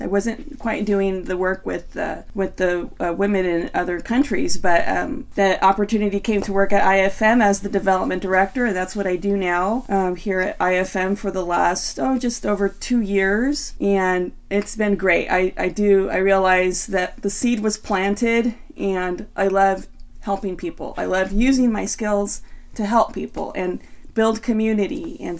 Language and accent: English; San Joaquin Valley, California, United States; also born or lived in Bay Area; I moved out here from the Bay Area 7 years ago, and want to back up a little bit. I grew up in a family of eight in San Joaquin Valley